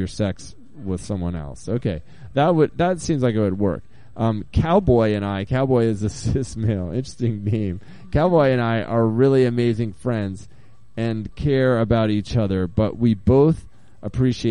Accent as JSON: {"language": "English", "region": "Maine", "country": "United States", "tie": "born or raised there", "moved": "yes", "lives_now": "Portland, United States", "said": "I grew up in Maine"}